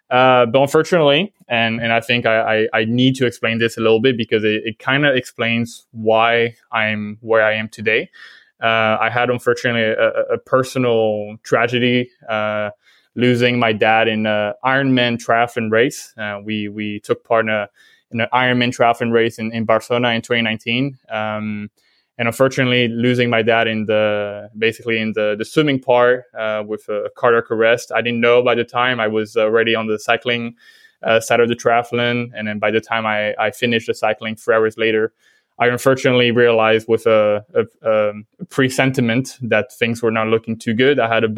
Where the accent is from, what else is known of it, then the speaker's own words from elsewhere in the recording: Vietnam; accent: French; also born or lived in France; So I'm French originally. But I grew up in Vietnam with my family. Well, probably I lost the French accent quite quickly moving there.